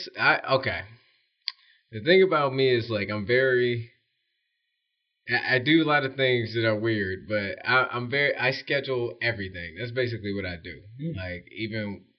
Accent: Detroit, Michigan, United States; moved away; I come from Detroit, Michigan

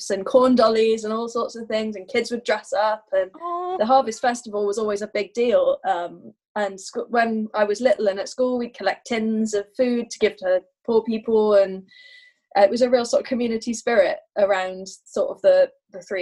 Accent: United Kingdom; I'm Anglo. I'm Anglo Welsh

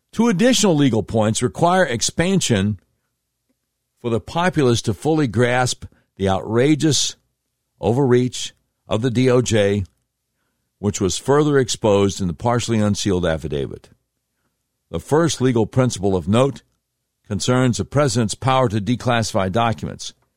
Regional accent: Charlotte, North Carolina, United States; my hometown of Charlotte, North Carolina

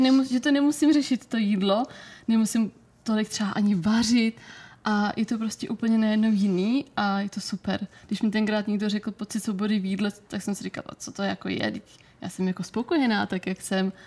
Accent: Brno, South Moravian Region, Czechia; u nás v Brně jsem si dělala o Fitness institutu kurz výživního poradce

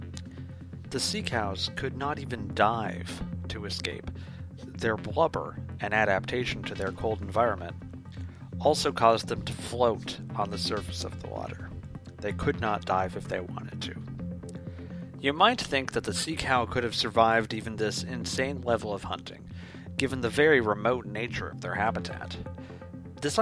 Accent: Washington, District of Columbia, United States; my hometown of Washington, D.C.

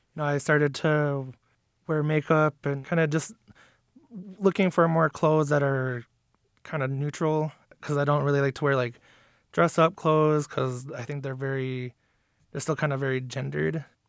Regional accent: Lac du Flambeau Reservation, northern Wisconsin, United States; I'm from the Lactoflammable Reservation in northern Wisconsin

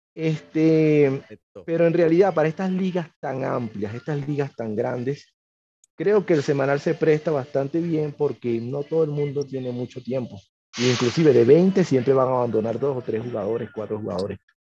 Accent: Caracas, Capital District, Venezuela; moved away as an adult; also born or lived in Miranda, Venezuela; now in Huancayo, Peru; yo nací en Caracas, me crié en Caracas, viví un tiempo en Miranda también.

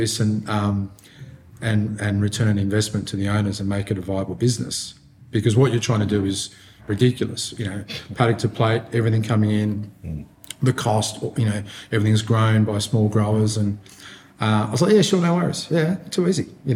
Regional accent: Hobart, Tasmania, Australia; especially in my hometown.

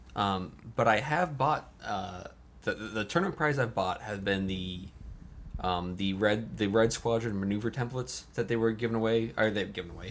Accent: Port Orange, Florida, United States; also born or lived in North Carolina; now in Atlanta, United States; Port Orange, rather, born and bred

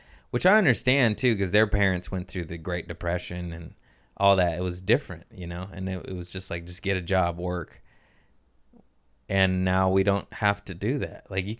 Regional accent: Los Angeles, California, United States; I was born in Harbor City.

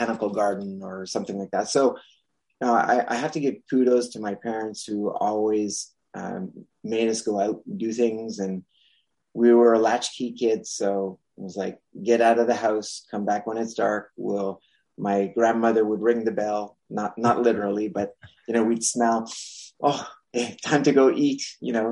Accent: Montreal, Quebec, Canada; first language French; English is a second language; I'm from Montreal, Canada

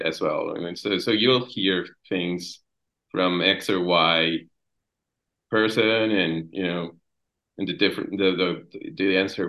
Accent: Guadalajara, Jalisco, Mexico; I'm from Guadalajara, Mexico

